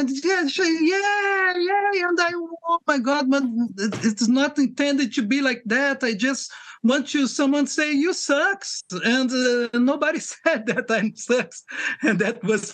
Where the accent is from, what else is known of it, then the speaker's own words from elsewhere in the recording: Rio de Janeiro, Brazil; I'm from Rio de Janeiro, Brazil, okay. Originally